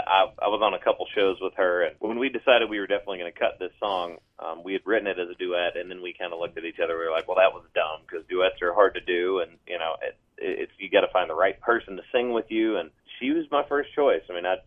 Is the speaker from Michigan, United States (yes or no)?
no; Middle Tennessee, United States; growing up in Middle Tennessee